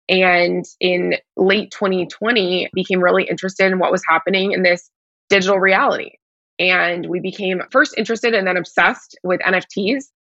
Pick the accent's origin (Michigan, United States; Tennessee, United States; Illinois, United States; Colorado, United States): Tennessee, United States; Nashville; now in Miami, United States; I'm currently based in Miami, Florida. I'm originally from Nashville, Tennessee, and there's been like 10 stops in the middle of those two things.